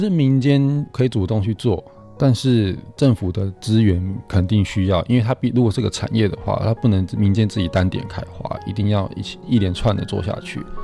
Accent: Taipei, Taiwan; 我们台北人

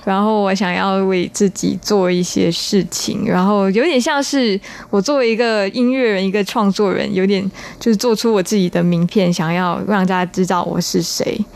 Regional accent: Singapore; 我是新加坡人，然后我们是英，英语系国家

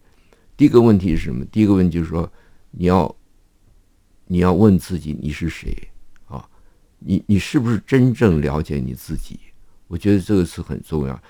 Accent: China; now in Taiwan; 因为正好日本人走了嘛，我我们从大陆来的人越来越多了啊

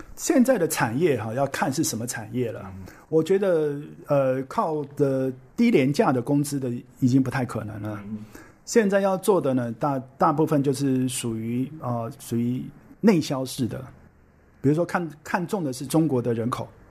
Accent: Taiwan; also born or lived in Shanghai; 我们台湾人

